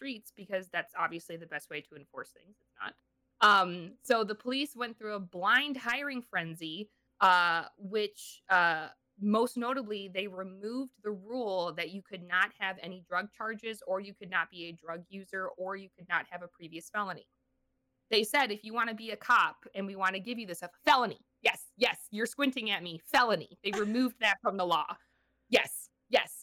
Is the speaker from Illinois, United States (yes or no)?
yes; Chicago, Illinois, United States; I grew up in Chicago